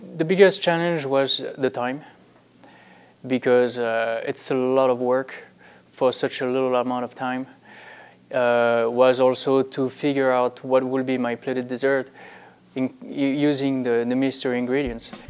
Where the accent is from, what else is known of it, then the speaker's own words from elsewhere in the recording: France; now in Las Vegas, United States; I'm from France